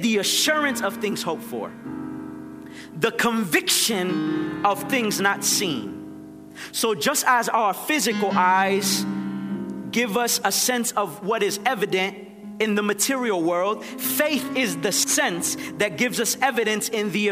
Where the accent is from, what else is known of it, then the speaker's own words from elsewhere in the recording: Nicaragua; moved away; I'm from Nicaragua.